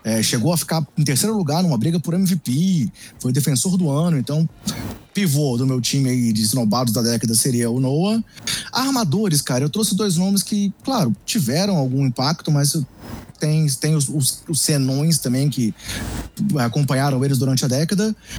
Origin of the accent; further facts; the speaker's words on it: Brasília, Federal District, Brazil; como sou de Brasília, sou torcedor aqui do, do time de Brasília